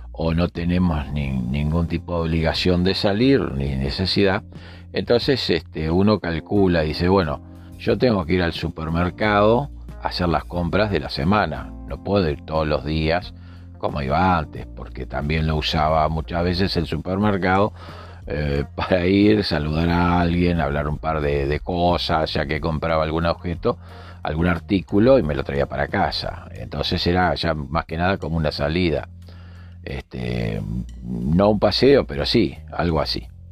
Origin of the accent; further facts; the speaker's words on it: Montevideo, Uruguay; mi país, desde Montevideo, en Uruguay